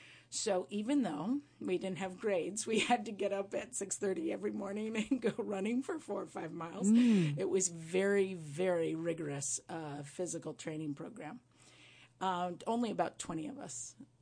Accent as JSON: {"language": "English", "town": "Windham", "region": "New York", "country": "United States", "tie": "born or raised there", "said": "Yeah. I'm a heck. I'm from these mountains, and they've chosen me now, too."}